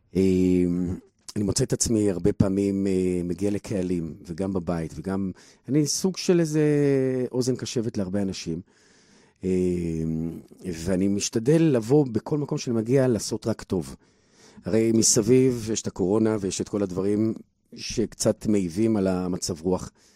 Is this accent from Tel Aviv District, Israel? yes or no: yes; Bnei Brak, Tel Aviv District, Israel; וגדלתי בבני ברק